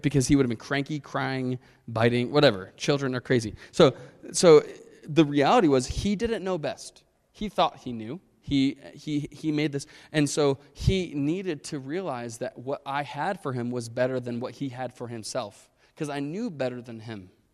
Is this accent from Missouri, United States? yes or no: no; Chicago, Illinois, United States; I grew up in Chicago.